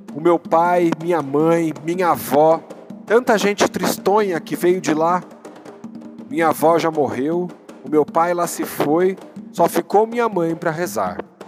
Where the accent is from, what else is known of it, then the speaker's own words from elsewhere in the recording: Brazil; enquanto brasileiros que somos